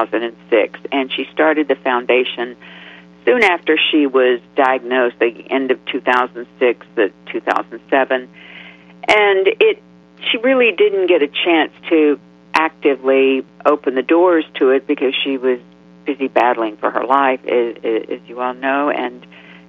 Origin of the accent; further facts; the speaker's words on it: Texas, United States; moved away; also born or lived in New York / California; when I was growing up in Texas